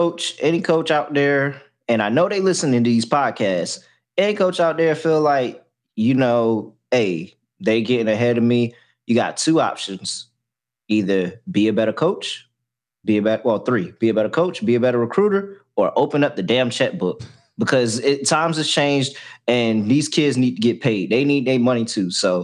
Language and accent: English; Miami, Florida, United States; I'm from Miami. My family lives in Miami. I'm staying in Miami.